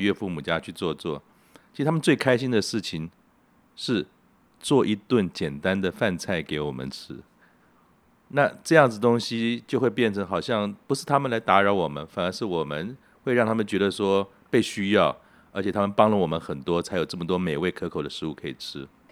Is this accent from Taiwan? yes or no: yes; Keelung, Taiwan; now in Taipei, Taiwan; 那我因为从小是在基隆长大的，基隆是个港口